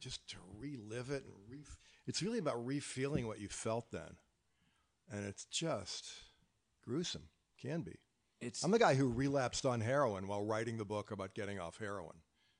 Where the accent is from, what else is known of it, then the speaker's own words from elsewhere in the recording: the South, United States; But I'm from the South.